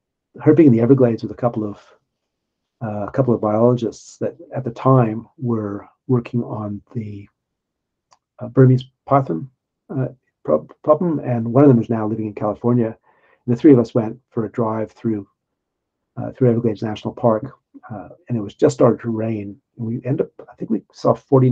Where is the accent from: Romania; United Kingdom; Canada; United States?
Canada; Winnipeg, Manitoba; moved away as an adult; now in Sydney, Australia; as a kid growing up in Winnipeg